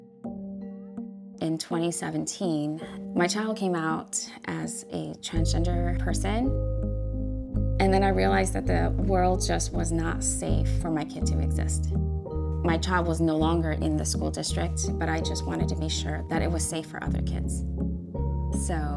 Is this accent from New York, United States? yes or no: yes; New York City, New York, United States; moved away as an adult; also born or lived in Shanghai, China; now in Warren County, New Jersey, United States; I grew up in Queens in New York City